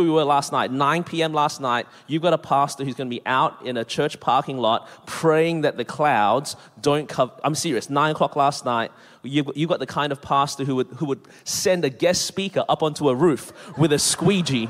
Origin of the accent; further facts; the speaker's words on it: Melbourne, Victoria, Australia; now in Anderson, South Carolina, United States; born and raised in Melbourne, Australia. That's the reason my voice is this way